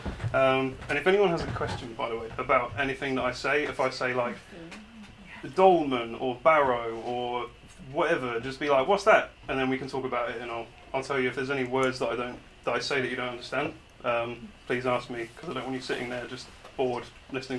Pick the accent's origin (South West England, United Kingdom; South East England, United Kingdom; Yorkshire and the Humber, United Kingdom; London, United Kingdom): South West England, United Kingdom; Weymouth; I grew up in Weymouth right here.